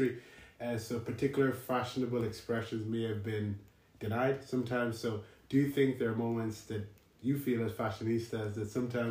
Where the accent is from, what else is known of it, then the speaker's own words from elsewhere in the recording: Nigeria; I'm a guy. I'm black. I'm Nigerian.